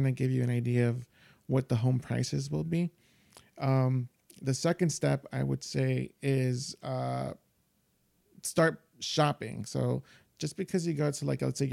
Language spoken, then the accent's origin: English; Yonkers, New York, United States; I grew up in Yonkers, but like with like a single mom